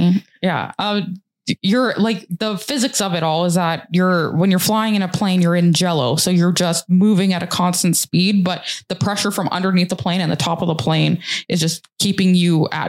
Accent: Canada; He realizes we're from Canada.

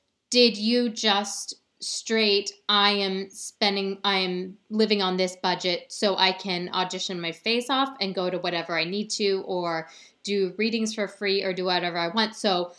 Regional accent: Ohio, United States; Dude, I'm from Ohio.

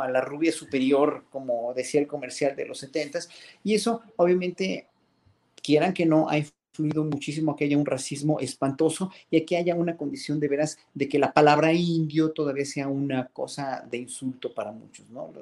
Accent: Mexico; como pueblo mexicano

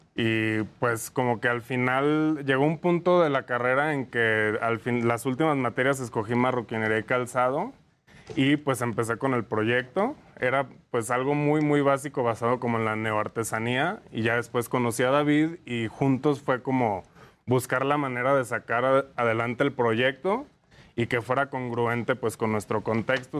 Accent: Lagos de Moreno, Jalisco, Mexico; now in Mexico City, Mexico; Somos de Jalisco, eh, eh, somos de Lagos de Moreno

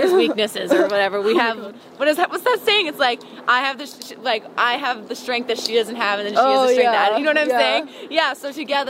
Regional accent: Wisconsin, United States; also born or lived in Tampa; up, though, in Wisconsin because I remember it the best because I was, like, more aware. Mm. But, no, I was born in Tampa.

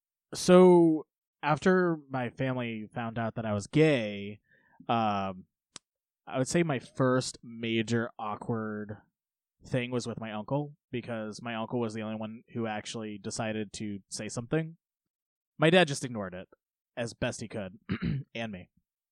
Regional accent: United States; I grew up in Polk County

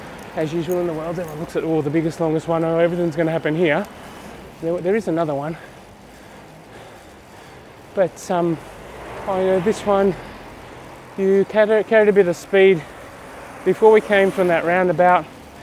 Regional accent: Australia; now in Stabio, Switzerland; I'm actually Australian. I rent a house in Europe. I own a house in Australia.

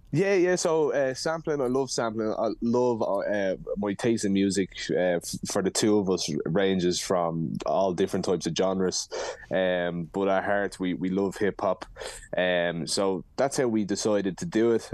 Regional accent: Dublin, Leinster, Ireland; I was gonna say we're two boys from Dublin

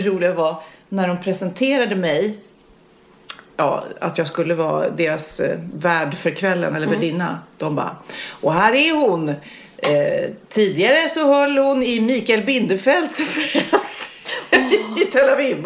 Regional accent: Varberg, Halland County, Sweden; jag kommer ju från Varberg

